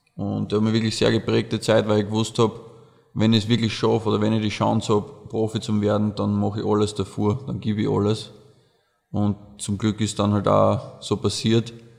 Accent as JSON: {"language": "German", "area": "Oberdorf", "region": "Burgenland", "country": "Austria", "tie": "born or raised there", "said": "bei uns in Oberdorf, wo wir aufgewachsen sind"}